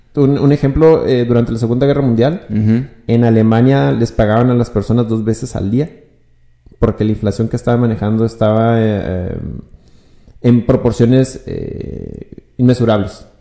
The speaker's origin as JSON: {"language": "Spanish", "town": "Ciudad Juárez", "region": "Chihuahua", "country": "Mexico", "tie": "born or raised there", "also_born_or_lived": "Hidalgo del Parral, Chihuahua", "said": "pues me hice juarense. Ya tengo casi 24, 25 años aquí en Ciudad Juárez"}